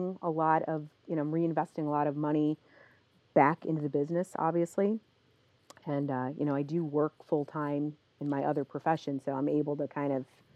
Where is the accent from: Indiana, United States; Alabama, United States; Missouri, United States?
Indiana, United States; Northwest; I'm from Northwest Indiana, so I really wanted to bring a float center to my home.